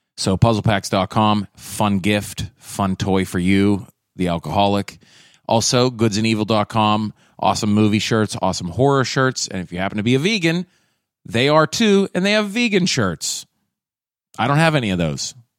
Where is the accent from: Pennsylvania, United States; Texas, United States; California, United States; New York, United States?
Pennsylvania, United States; Pittsburgh; I'm from Pittsburgh